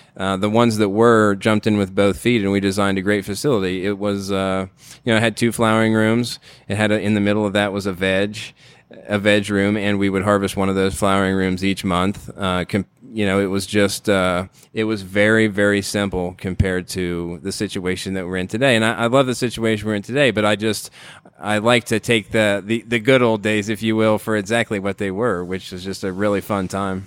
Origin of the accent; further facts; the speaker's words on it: Ohio, United States; moved away; I grew up in Ohio in the middle of corn country